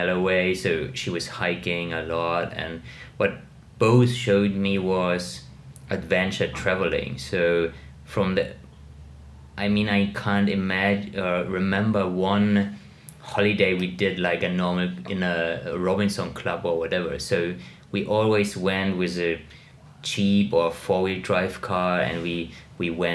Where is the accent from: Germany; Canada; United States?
Germany; Munich, Bavaria; I grew up in Munich